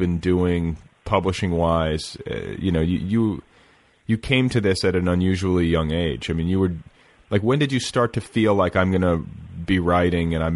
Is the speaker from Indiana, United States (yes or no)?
yes; Indiana, United States; I'm from Indiana